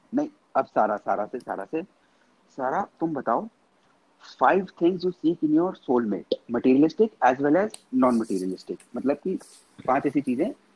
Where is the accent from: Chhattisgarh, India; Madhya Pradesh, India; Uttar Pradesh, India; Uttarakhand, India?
Uttarakhand, India; Tehri Garhwal; मैं पहाड़ी आदमी हूँ